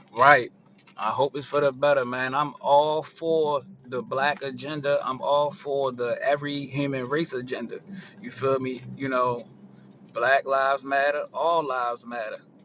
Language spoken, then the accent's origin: English; Baltimore, Maryland, United States; 20 year West Side residence. I'm definitely from the West Side of Baltimore.